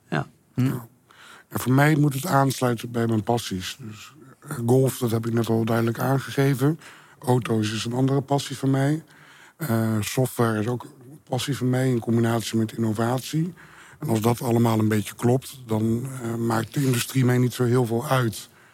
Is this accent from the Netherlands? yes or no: yes; Beetsterzwaag, Friesland, Netherlands; moved away; also born or lived in Rotterdam / Amsterdam; dorp eh, waar ik ben opgegroeid, Beterswaag in Friesland.